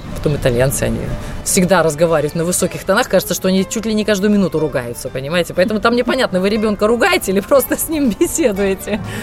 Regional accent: Aizkraukle, Latvia; moved away as an adult; now in Thiene, Italy; мимо моего родного города, мимо Айскрокла, где я родилась, где я провела все свое детство

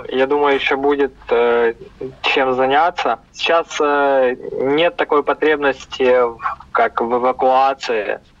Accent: Ukraine; Ну, знаете, мне, наверное, будет казаться то, что я украинец

